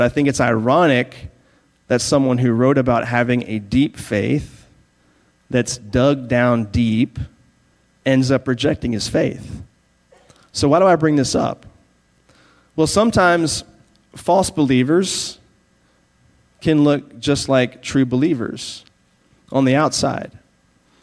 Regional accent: Virginia, United States; moved away; I grew up in Virginia

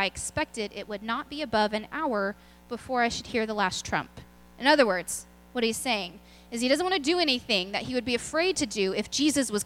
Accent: Lubbock, Texas, United States; now in Belton, United States; I'm from Lubbock, where there's actual winters

